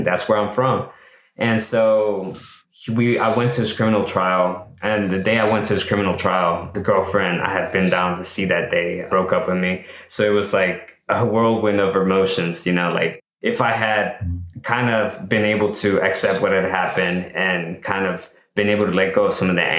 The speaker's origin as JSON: {"language": "English", "country": "El Salvador", "moved": "yes", "lives_now": "United States", "said": "I'm from El Salvador, right? An immigrant, and my family raised us to be like outstanding citizens, to earn our rights to live here, right? In the US"}